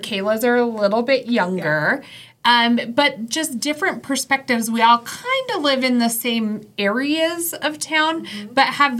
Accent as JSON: {"language": "English", "area": "Western Slope", "region": "Colorado", "country": "United States", "tie": "born or raised there", "moved": "as an adult", "lives_now": "Colorado Springs, United States", "said": "I am a Colorado native, born and raised here, but my perspective is from like small town Western Slope to this being city for me."}